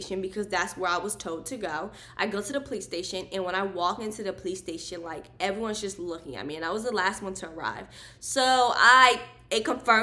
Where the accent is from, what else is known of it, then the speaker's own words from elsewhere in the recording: Maryland, United States; I was born and raised in Maryland, and that's where I lived at the time